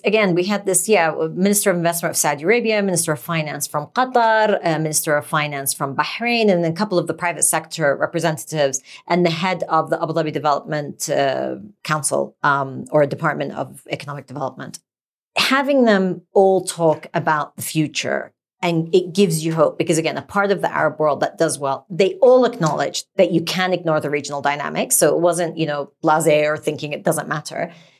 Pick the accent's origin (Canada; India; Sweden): Sweden; born there; No. I was born in Sweden, but I've never skied.